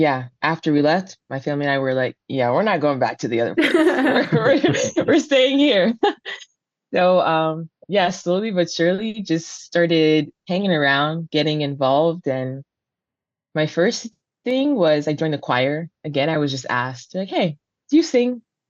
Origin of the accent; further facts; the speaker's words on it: Nigeria; There's 7 of us, and we're Nigerian, so our names aren't easy.